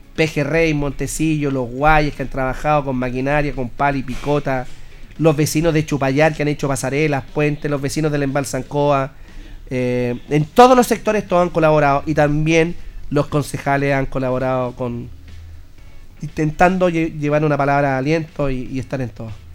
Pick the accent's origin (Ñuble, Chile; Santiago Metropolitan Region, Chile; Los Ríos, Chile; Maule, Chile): Maule, Chile; Linares; somos especiales los chilenos, los linarenses